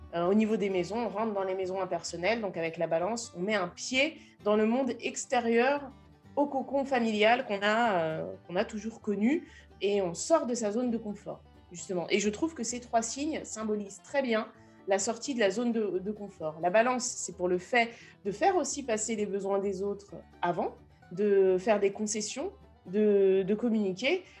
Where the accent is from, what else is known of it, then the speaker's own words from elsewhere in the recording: France; moi, je suis française